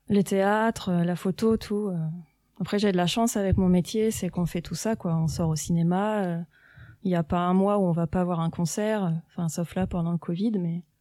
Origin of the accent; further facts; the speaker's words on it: Saint-Floxel, Normandy, France; also born or lived in Montebourg / Valognes / Tours; Enfant, j'habitais à Saint-Floxel.